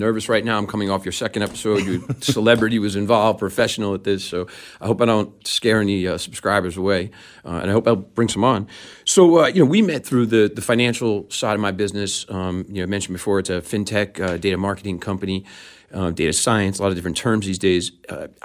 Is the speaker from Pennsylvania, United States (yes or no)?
no; New York City, New York, United States; I was born and raised in New York City, in the boroughs of New York City, and grew up skateboarding in Manhattan.